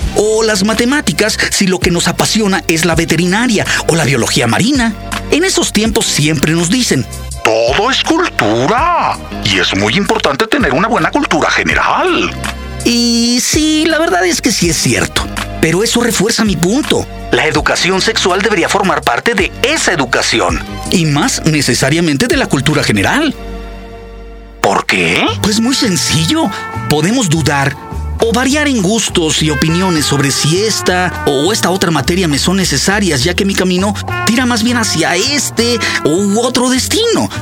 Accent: Mexico; escribir respecto a la educación sexual en mi país

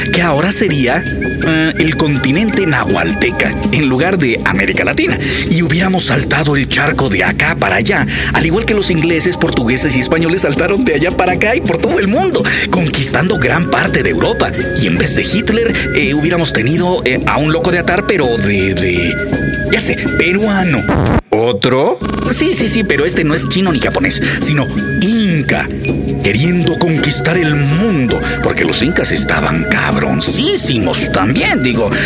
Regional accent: Mexico; como mexicanos orgullosos

